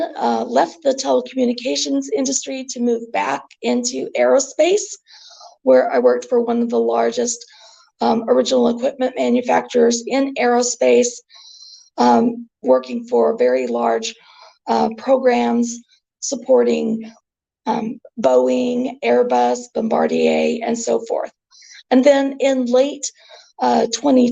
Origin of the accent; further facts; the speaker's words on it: Northwest Arkansas, United States; moved away as an adult; also born or lived in Cleveland, Ohio; now in Tulsa, United States; So I am from a very small community in Northwest Arkansas, about 100 miles from where I sit today. And I attended university in my hometown